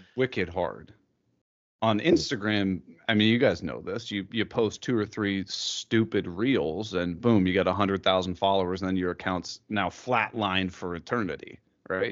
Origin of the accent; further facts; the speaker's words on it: Columbus, Ohio, United States; I'm from Columbus, Ohio, which is like right in the middle of Ohio